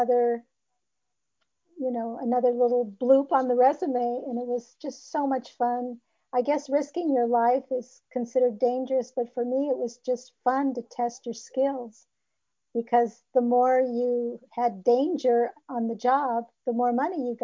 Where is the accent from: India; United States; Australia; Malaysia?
United States; Los Angeles, California; I was born in Hollywood